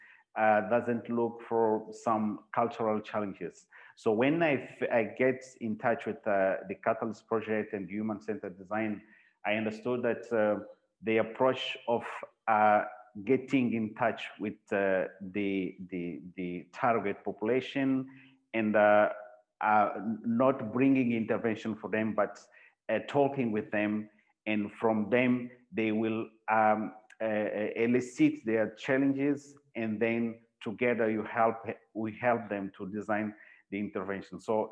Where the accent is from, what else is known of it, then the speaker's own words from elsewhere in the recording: Mozambique; I work in a psychiatric hospital here in Mozambique, and I'm from Mozambique